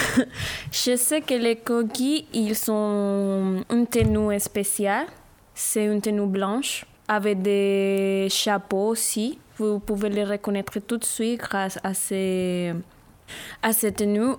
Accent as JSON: {"language": "French", "town": "Barranquilla", "region": "Atlántico", "country": "Colombia", "second_language": "French", "moved": "yes", "said": "notre région, à Gustavo et à moi, qui on vient de Barranquilla, Colombie"}